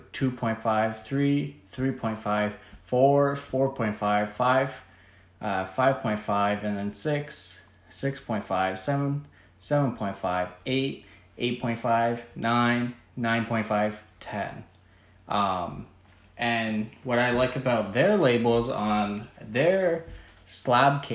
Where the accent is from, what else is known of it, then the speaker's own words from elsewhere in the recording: Canada; I'm from Canada